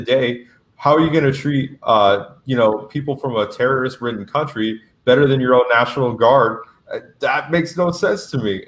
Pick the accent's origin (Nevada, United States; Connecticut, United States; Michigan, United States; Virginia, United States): Nevada, United States; Las Vegas; also born or lived in Tucson; I'm from Las Vegas, which is a strong, heavily union union town